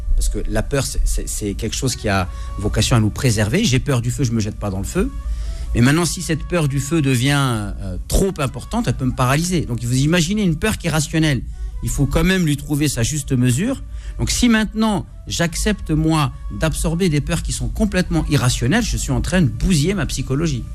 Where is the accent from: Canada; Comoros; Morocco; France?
Morocco; chez nous au Maroc